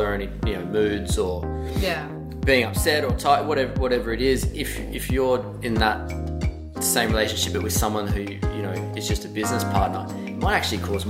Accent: Sydney, New South Wales, Australia; moved away as an adult; now in New York, United States; I grew up in Sydney

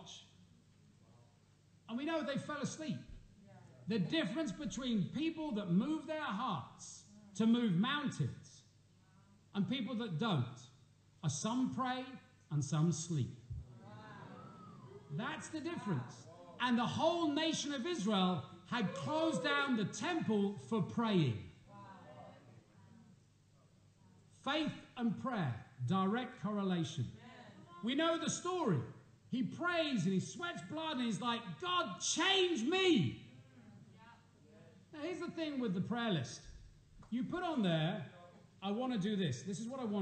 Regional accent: England, United Kingdom; moved away; Us Poms

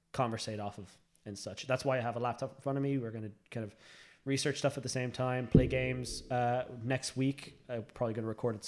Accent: Ireland; we're Irish

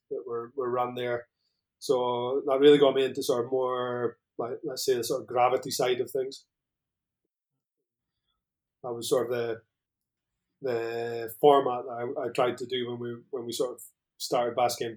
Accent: Scotland, United Kingdom; now in Spain; Um, I'm originally Scottish, as you can probably tell. Uh, I'm from the very north of Scotland. Um, but I've been out here in Spain for what, 12 or 13 years now. So probably my accent's mellowed off a little bit.

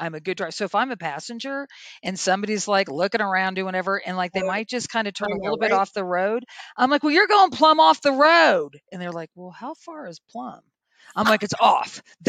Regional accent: Oklahoma, United States; It's growing up in Oklahoma, I thought that, my scenario was going to be, I was going to marry my high school boyfriend

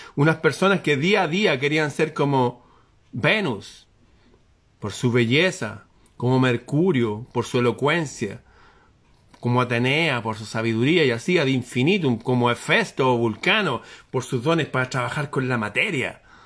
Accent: Chile

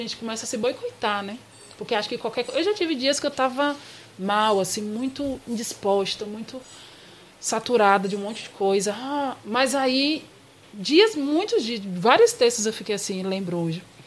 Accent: Salvador, Bahia, Brazil; moved away as an adult; also born or lived in Campinas; now in São Paulo, Brazil; eu sou soteropolitana

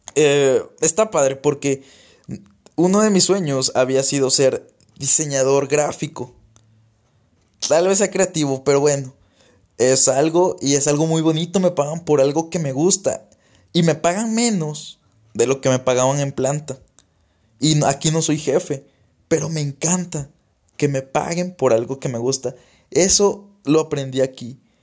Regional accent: Tabasco, Mexico; now in Saltillo, Mexico; saben que no soy de aquí, saben que soy que no soy de Saltillo, saben que soy de Tabasco

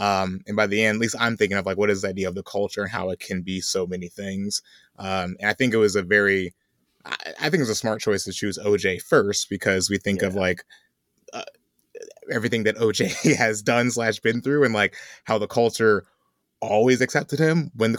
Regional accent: Chicago, Illinois, United States; I was being from Chicago, I got a lot of feelings about him and that trajectory of his career and stuff.

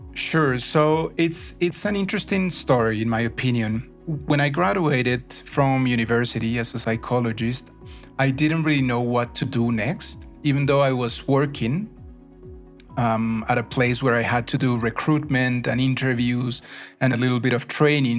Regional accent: Bogota, Colombia; also born or lived in Neiva, Colombia; my family moved to Bogota when I was very little. I understand I was one year old. So I've been in Bogota for most, most part of my life, but I was born in Neiva

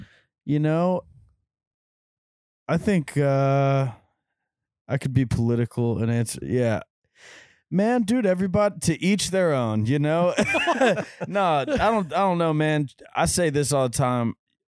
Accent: Nashville, Tennessee, United States; growing up in Nashville, it's just so familiar.

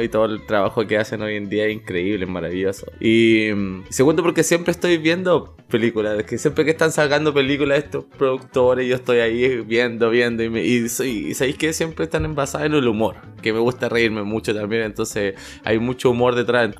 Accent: Chile; now in Toronto, Canada; soy de Chile

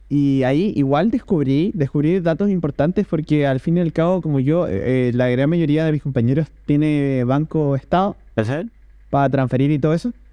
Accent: Chile; Mira, mira, o sea, yo que soy del Chile, eh, acá tengo justo abierta la página.

